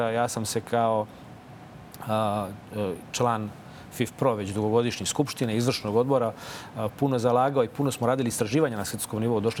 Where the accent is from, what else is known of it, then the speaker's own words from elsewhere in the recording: Čačak, Moravica District, Serbia; Naročito u tom kraju odakle ja dolazim. Ja sam rođen u Čačku